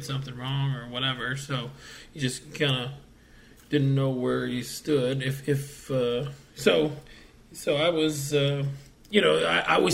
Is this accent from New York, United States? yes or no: no; Oviedo, Florida, United States; born or raised there